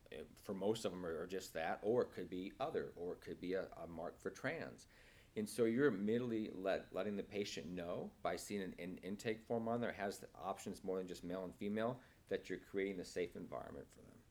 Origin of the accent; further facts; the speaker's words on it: Nebraska, United States; moved away as an adult; also born or lived in Kansas City, Missouri; now in San Francisco, United States; I was born and raised in, in Nebraska